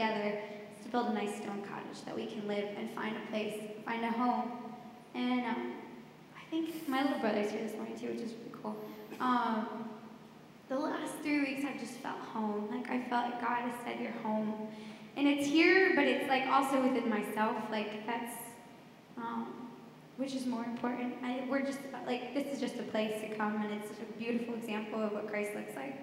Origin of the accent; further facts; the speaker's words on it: the North, United States; moved away as an adult; also born or lived in Jackson, Tennessee; And I grew up in the North, and then I moved down to the South about 4 years ago